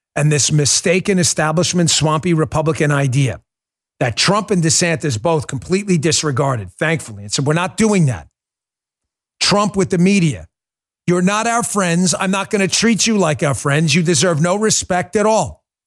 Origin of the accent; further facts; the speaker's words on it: New York City, New York, United States; I grew up in New York